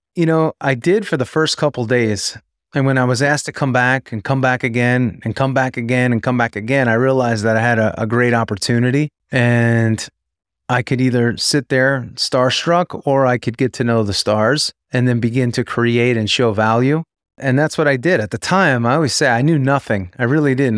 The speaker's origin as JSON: {"language": "English", "region": "New York", "country": "United States", "tie": "born or raised there", "also_born_or_lived": "Tampa, Florida", "moved": "as an adult", "said": "growing up in New York, I was always a big Yankee fan"}